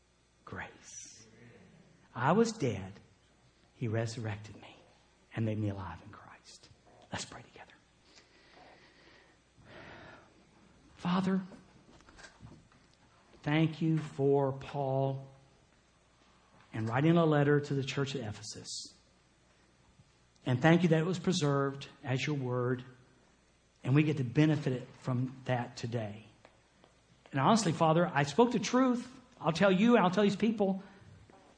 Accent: Jacksonville, Florida, United States; moved away as an adult; I was born in Jacksonville, Florida

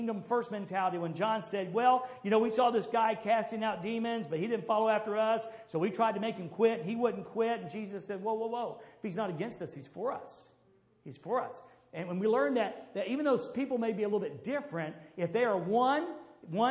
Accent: the South, United States; I was from the South

